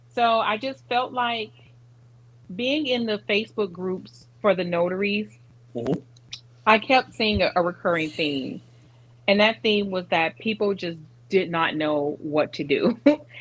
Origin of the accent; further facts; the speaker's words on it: Detroit, Michigan, United States; also born or lived in Arizona / Georgia / St. Petersburg, Florida / Lakeland, Florida; now in Tampa, United States; I'm originally from Detroit